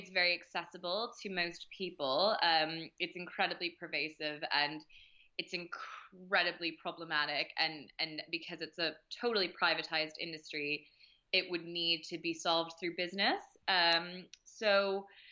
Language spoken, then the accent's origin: English; Maine, United States; moved away as an adult; now in Paris, France; I grew up in Maine